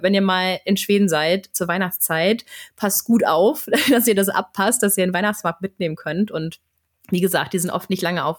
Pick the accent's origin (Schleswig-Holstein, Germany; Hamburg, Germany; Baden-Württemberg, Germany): Schleswig-Holstein, Germany; Flensburg; now in Sweden; in meiner Heimatstadt in Flensburg